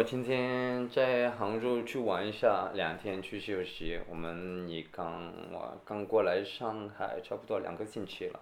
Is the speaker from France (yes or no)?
yes; Toulouse, Occitania, France; Chinese is a second language; moved away as an adult; also born or lived in United Kingdom; now in Shanghai, China; 我是在下面，Toulouse